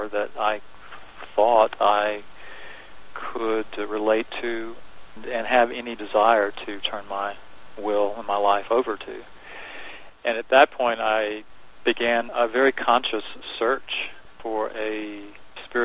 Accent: Augusta, Georgia, United States; moved away as an adult; now in Dallas, United States; I grew up in Georgia, just outside of a town called Augusta, Georgia

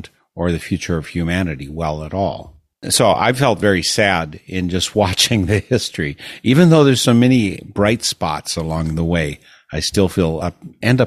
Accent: Midwest, United States; in the Midwest, the area I'm from

